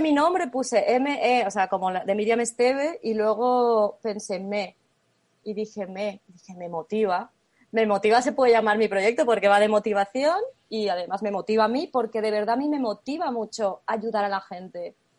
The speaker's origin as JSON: {"language": "Spanish", "country": "Spain", "moved": "as an adult", "lives_now": "Germany", "said": "yo estoy ahora mismo en Alemania, pero soy española"}